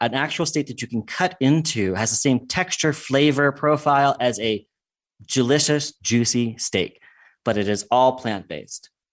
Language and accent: English; United States; moved away as an adult; also born or lived in England; what I grew up with in the United States